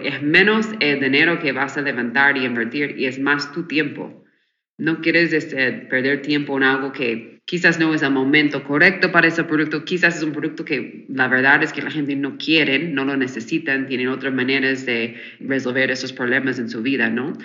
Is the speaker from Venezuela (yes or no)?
no; United States; Spanish is a second language; moved away as an adult; now in Mexico; yo soy de Estados Unidos, me mudé hace wow, este cinco o seis años ahora